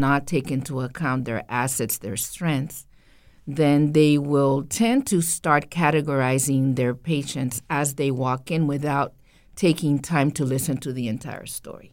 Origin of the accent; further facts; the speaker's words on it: Costa Rica; moved away; I was born in Costa Rica, country in Central America.